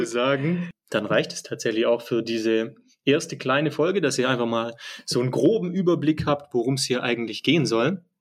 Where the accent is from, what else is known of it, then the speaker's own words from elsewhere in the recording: Germany; Ich halt eben als Deutscher